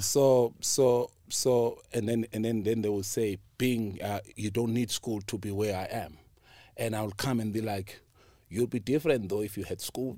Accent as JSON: {"language": "English", "country": "South Africa", "said": "I'm from Pilaranjay"}